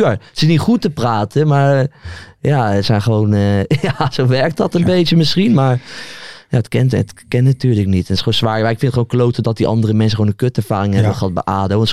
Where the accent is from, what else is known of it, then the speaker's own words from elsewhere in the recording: The Hague, South Holland, Netherlands; Nou, ik kom uit Den Haag.